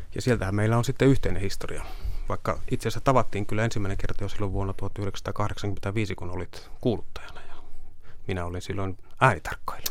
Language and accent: Finnish; Kemi, Lapland, Finland; moved away; Kemin aluetoimituksesta pohjoisesta, josta olen kotoisin